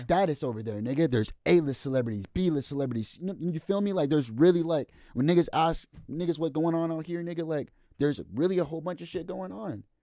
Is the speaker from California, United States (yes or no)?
no; Marysville, Washington, United States; I'm from Ville